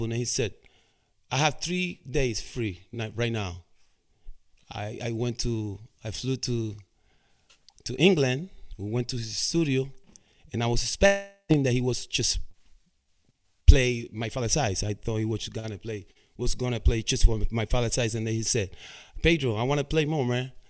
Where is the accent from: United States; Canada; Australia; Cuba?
Cuba; English is a second language; moved away; when I came from Cuba in 1998.